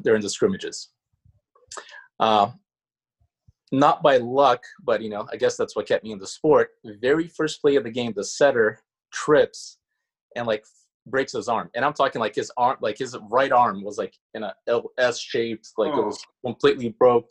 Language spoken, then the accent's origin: English; Curitiba, Paraná, Brazil; English is a second language; moved away as an adult; also born or lived in Florida / California; now in United States; I'm from Brazil. I'm from Curitiba, which is in the very south part of Brazil